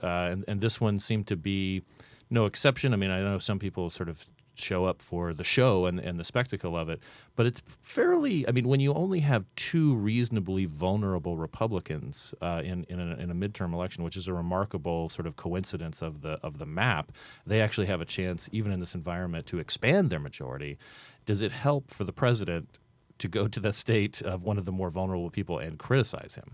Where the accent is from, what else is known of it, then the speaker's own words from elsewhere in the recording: Phoenix, Arizona, United States; in Phoenix, my hometown, uh, of, of Phoenix